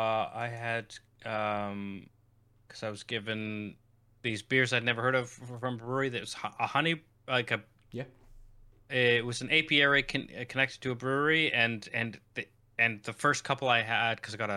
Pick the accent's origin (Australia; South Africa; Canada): Canada; I'm Canadian, so maybe it's just me, but there's a distinctive note of maple sweetness that I can pinpoint.